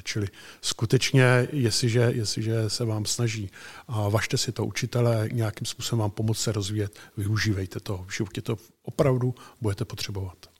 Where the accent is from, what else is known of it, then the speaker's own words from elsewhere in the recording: Chotěboř, Vysočina Region, Czechia; also born or lived in Prague; jsem původem chokybořák z Chokyboře